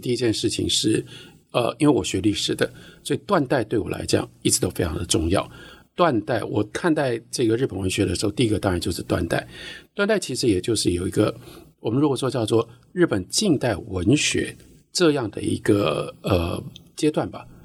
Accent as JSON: {"language": "Chinese", "country": "Taiwan", "also_born_or_lived": "United States", "said": "作为一个台湾人，嗯。呃，我们跟日本有 这么多千丝万缕的关系"}